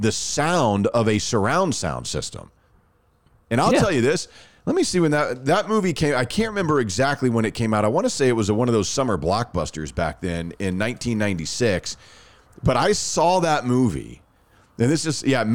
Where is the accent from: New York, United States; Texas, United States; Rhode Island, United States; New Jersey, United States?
Texas, United States; Rockwall; growing up in Rockwell